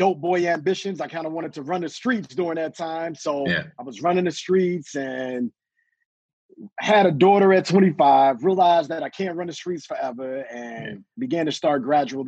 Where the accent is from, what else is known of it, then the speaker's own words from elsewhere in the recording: Detroit, Michigan, United States; I'm just a guy from the east side of the city, born and raised in Detroit